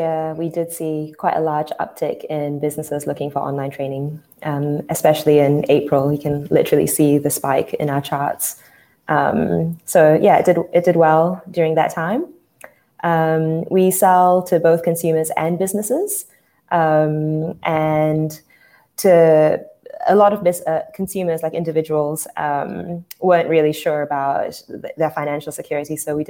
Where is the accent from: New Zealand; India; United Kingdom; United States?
New Zealand; also born or lived in Malaysia / Sydney, Australia; So I was born in Malaysia, and at the age of 10, my family moved to New Zealand. I spent my formative years in New Zealand, went to school there, university, worked there for a few years